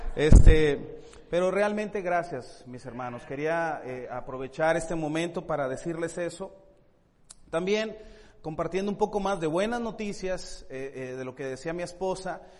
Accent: Monterrey, Nuevo León, Mexico; moved away as an adult; now in Tijuana, Mexico; somos de Monterrey, ¿verdad? Este, nacimos en, Monterrey

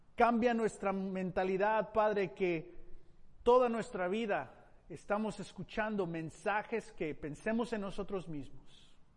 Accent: Mexico; Como mexicano, Padre, me siento ah, entusiasmado en las posibilidades de, de cambio en la cultura mexicana

